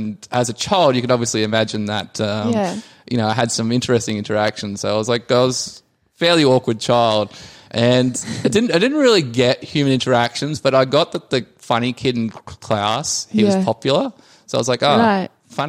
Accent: Blackwater, Queensland, Australia; moved away; I come from Blackwater originally. Blackwater is 2 hours west from Rockhampton, which is 8 hours north of Brisbane.

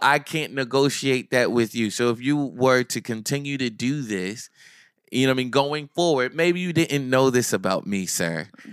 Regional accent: Neptune, New Jersey, United States; I'm from Asbury, I'm from Neptune

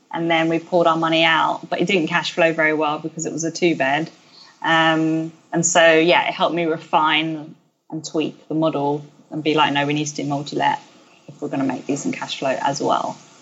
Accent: London, United Kingdom; I grew up in South East London

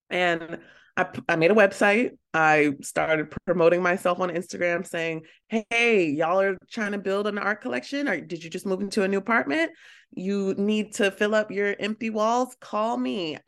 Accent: Baltimore, Maryland, United States; I'm from Baltimore, so it's a small town in a way, and a lot of us know each other

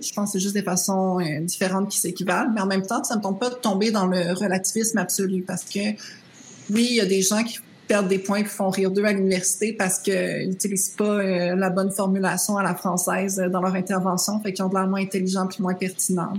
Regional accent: Rimouski, Quebec, Canada; moved away; je venais de Rimouski, j'avais fait l'anglais enrichi

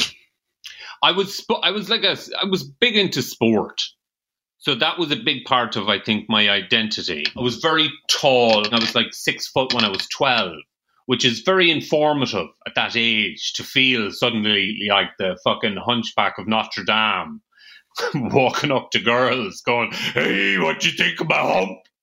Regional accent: Ireland; accent: rural Irish

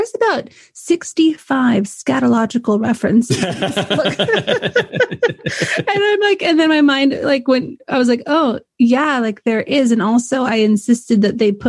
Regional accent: California, United States; moved away as an adult; now in United Kingdom; I'm from California originally

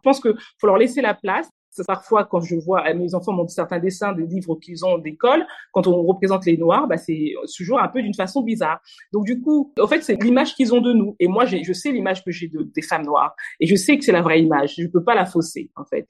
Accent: Normandy, France; moved away as an adult; also born or lived in Kinshasa, DR Congo / Paris, France; Venue en France très petite. Euh, j'ai fait toute ma scolarité en France, euh, en Normandie exactement

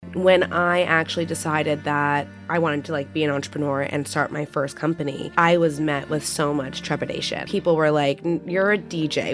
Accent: New York City, New York, United States; growing up in New York, my mom is really hands-on in the art world.

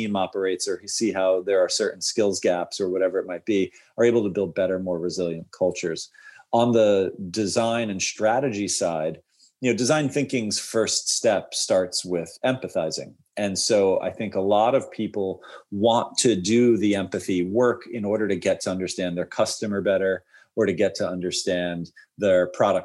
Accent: New York, United States; I was raised in New York

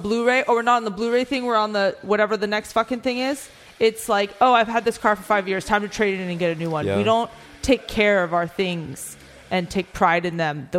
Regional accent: United States; I'm born and raised in America

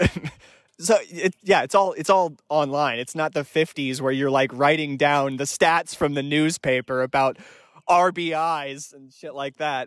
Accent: Raleigh, North Carolina, United States; I was born in Raleigh, North Carolina

